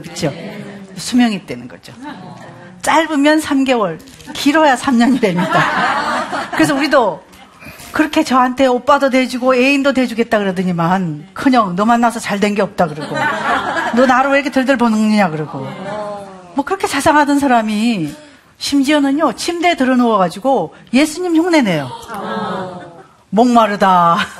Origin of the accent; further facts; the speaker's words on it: Gyeongsang, South Korea; 전 경상도 사람입니다